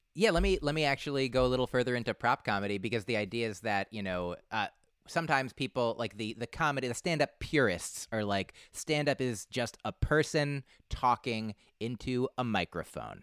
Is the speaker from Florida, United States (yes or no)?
no; New Jersey, United States; two oh one 'cause I grew up in New Jersey